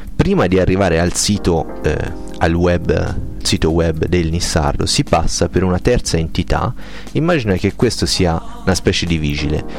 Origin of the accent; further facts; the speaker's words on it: province of Arezzo, Tuscany, Italy; moved away as an adult; also born or lived in province of Pisa; 18 anni in provincia d'Arezzo più 6 anni e mezzo in provincia di Pisa